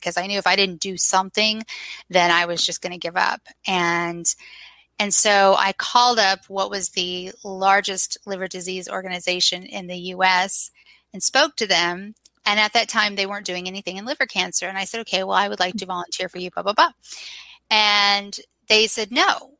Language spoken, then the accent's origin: English; Southeast, United States; moved away as an adult; also born or lived in Los Angeles; now in Birmingham, United States; I'm actually from the Southeast, and I'm back here in Birmingham now.